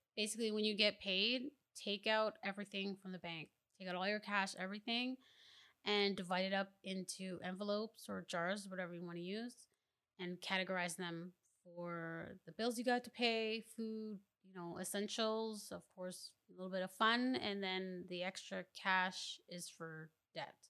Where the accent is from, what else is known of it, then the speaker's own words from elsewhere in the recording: Mississauga, Ontario, Canada; also born or lived in Ottawa, Ontario; we moved to Mississauga, Ontario